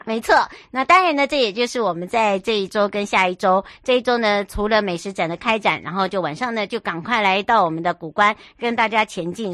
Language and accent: Chinese; Huadong Rift Valley, East Rift Valley, Taiwan; moved away; 回到我的故乡华东纵谷